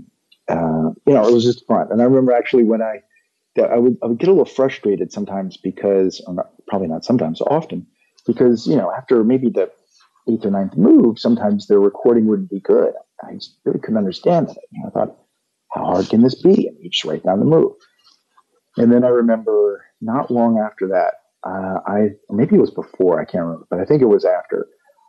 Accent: West Virginia, United States; my growing up in West Virginia

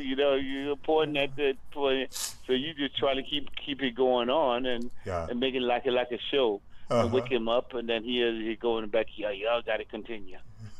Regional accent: Anderson, South Carolina, United States; moved away as an adult; now in Germany; South Carolina, Anderson, South Carolina.

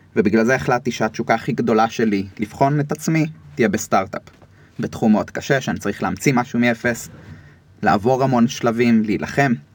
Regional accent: Rishon LeZion, Central District, Israel; גדלתי בראשון, עד היום אני בראשון

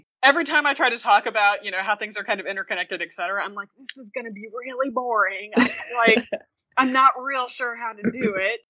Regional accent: Oklahoma, United States; now in Illinois, United States; But yeah, so I'm originally from Oklahoma, and then I've lived in lots of different places, and I currently teach at the University of Illinois Urbana-Champaign and live in central Illinois

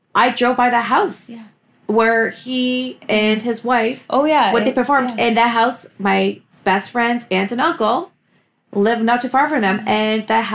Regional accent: Toronto, Ontario, Canada; both Beth and I grew up in Scarborough

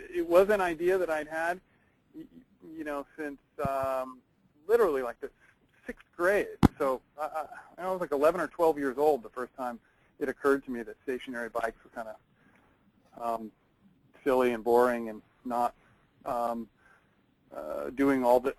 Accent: East Coast, United States; I grew up on the East Coast, and I spent more time on stationary bikes than almost anyone I know.

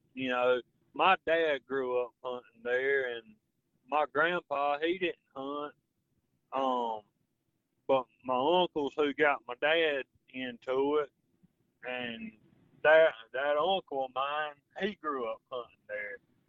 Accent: Texas, United States; Well, I'm from Texas, and I don't like dog hunting.

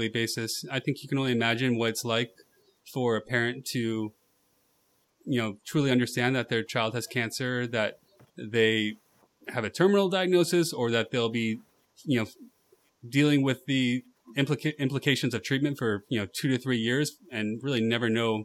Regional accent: California, United States; I'm from California

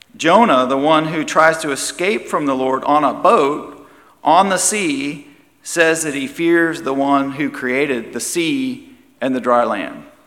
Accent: United States

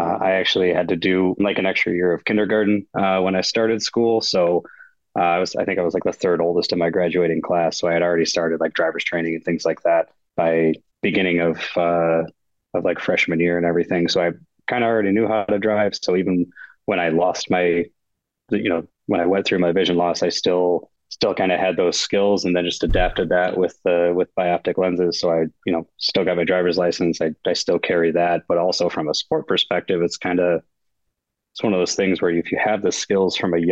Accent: Battle Creek, Michigan, United States; also born or lived in Kalamazoo, Michigan; born and raised in Battle Creek, Michigan, so kind of southwest corner of the Lower Peninsula

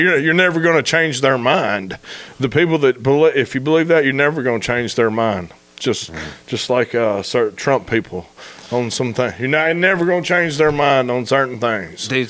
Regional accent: Memphis, Tennessee, United States; moved away as an adult; also born or lived in Marion; now in Searcy, United States; I grew up in Memphis

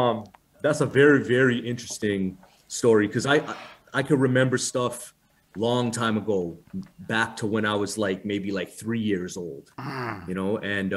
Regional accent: Woodbridge, Ontario, Canada; also born or lived in Rexdale, Toronto; when I was a baby, they used to live in Rexdale and then they moved to Woodbridge. I was born in Rexdale, but raised up in Woodbridge.

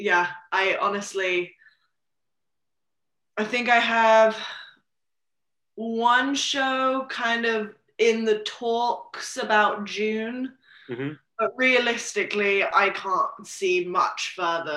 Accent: Gloucestershire, South West England, United Kingdom; moved away as an adult; now in Nashville, United States; I grew up primarily in England, and that's kind of where the farm was.

